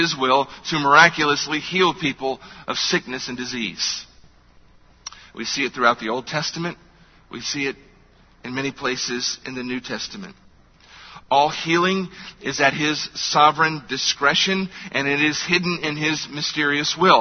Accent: United States; as American believers in a culture where we are wealthy

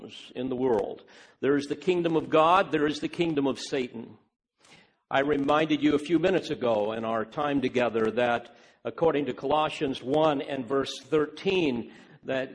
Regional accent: United States; I'm an American, and I love my country

